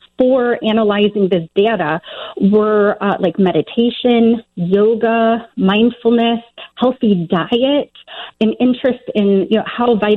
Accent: Joliet, Illinois, United States; now in Nevada, United States; I'm from Illinois, actually. I grew up in the Joliet area

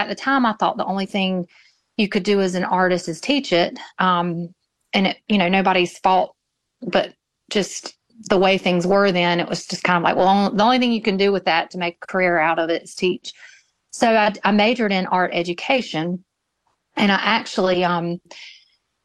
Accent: Moore County, North Carolina, United States; also born or lived in Greensboro, North Carolina; now in Wallace, United States; I was raised in Moore County, which isn't far from Wallace

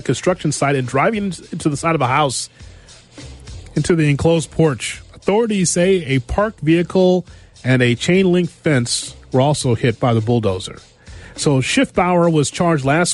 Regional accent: Illinois, United States; I'm from Illinois, so I'm an Illinoisan

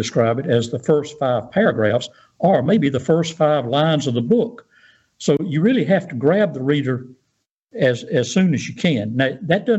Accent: Pascagoula, Mississippi, United States; I grew up in North Pascagoula.

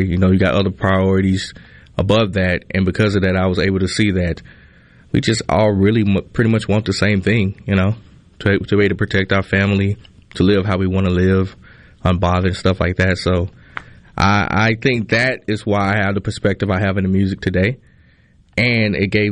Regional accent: Kilmichael, Mississippi, United States; moved away as an adult; now in Philadelphia, United States; I grew up in Kilmichael, which is even smaller than Philadelphia

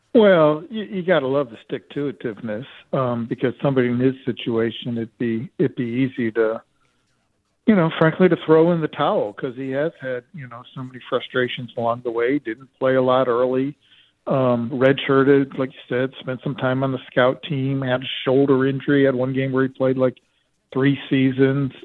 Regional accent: Utah, United States; moved away; I'm from Utah

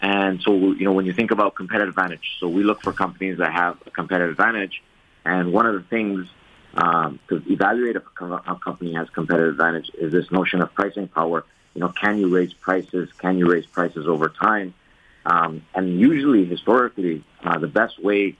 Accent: Montreal, Quebec, Canada; moved away; I grew up in Montreal

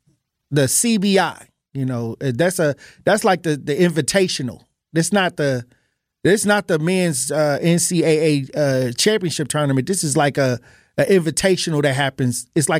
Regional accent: Wisconsin, United States; I was born and raised in Wisconsin.

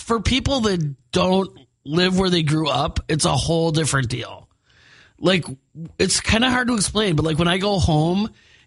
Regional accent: Milwaukee, Wisconsin, United States; moved away as an adult; That's where I'm from originally, a little suburb.

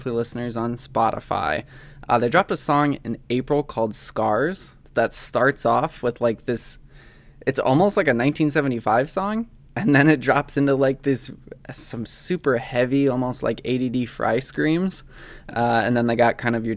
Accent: Indiana, United States; moved away; a town like 10 minutes away from my hometown in the middle of fucking nowhere, Indiana

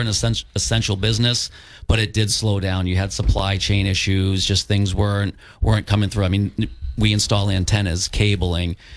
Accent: Taunton, Massachusetts, United States; now in Plymouth, United States; I grew up in Taunton

